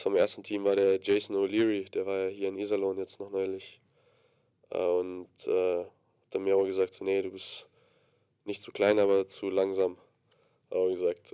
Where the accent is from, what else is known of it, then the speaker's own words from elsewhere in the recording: Gdańsk, Pomeranian Voivodeship, Poland; moved away; Ich bin geboren, ja, ich komme jetzt nicht aus der Fabrik, äh, in Danzig in Polen